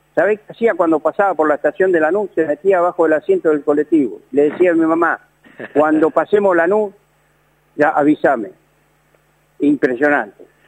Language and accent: Spanish; Banfield, Buenos Aires Province, Argentina; moved away as an adult; now in Santiago del Estero, Argentina; Yo nací en Palacio y Miguel Cané